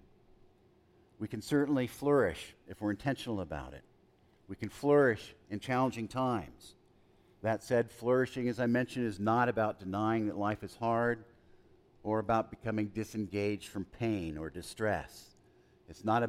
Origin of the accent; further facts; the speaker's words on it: El Paso, Texas, United States; as a young boy, I grew up in El Paso